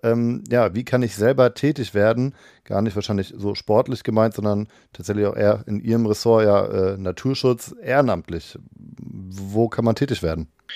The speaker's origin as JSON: {"language": "German", "town": "Cologne", "region": "North Rhine-Westphalia", "country": "Germany", "said": "Ich komme aus Köln"}